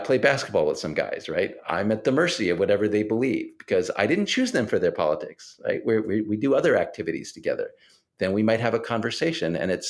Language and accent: English; La Porte, Texas, United States; now in Maryland, United States; I grew up in La Porte, Texas, a town east of Houston, right? And it's a more conservative environment than the one I live in now in Maryland.